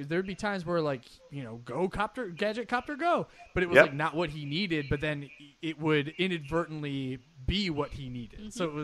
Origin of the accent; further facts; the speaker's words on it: New York, United States; being a New Yorker